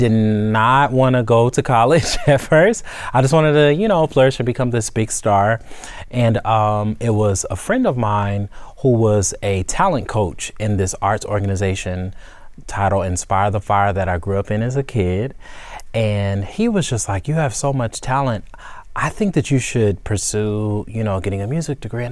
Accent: Charlotte, North Carolina, United States; moved away as an adult; now in Atlanta, United States; I am from Atlanta, Georgia, by way of Charlotte, North Carolina

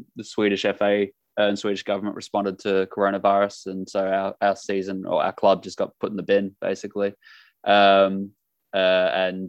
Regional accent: Australia; moved away as an adult; also born or lived in Denmark; now in Malmö, Sweden; I'm Australian, my mum's British

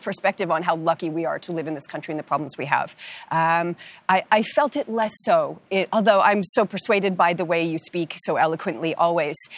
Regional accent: Canada; as a Canadian who was born here

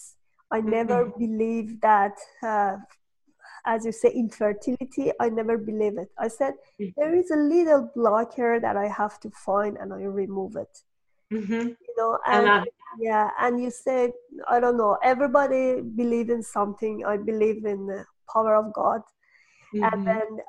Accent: Iran; moved away as an adult; I'm from Iran, and Iran was in war for years

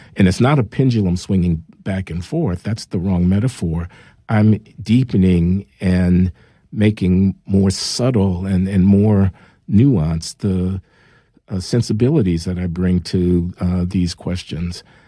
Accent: Chicago, Illinois, United States; I grew up in Chicago uh, in the 1950s and 60s

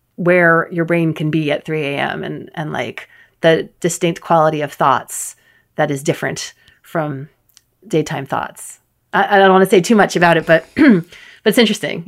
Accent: New York City, New York, United States; also born or lived in Bronx; I grew up in New York City

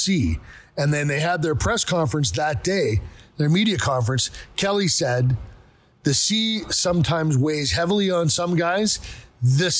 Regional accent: Canada; I am Canadian and always will be

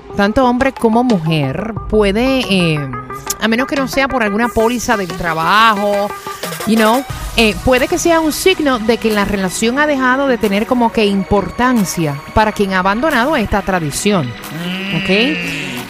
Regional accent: Argentina; acá en, Argentina

